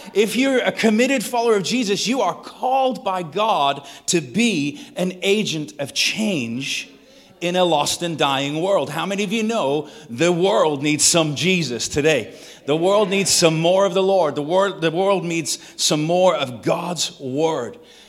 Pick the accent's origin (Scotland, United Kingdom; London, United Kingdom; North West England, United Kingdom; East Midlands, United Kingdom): North West England, United Kingdom; Manchester; now in Texas, United States; If we've never met, I am from Texas via Manchester, England. If you're wondering what the accent is, it's like that's the strangest Texas accent I've ever heard. That's because I was not born there, but I got there as quick as I could.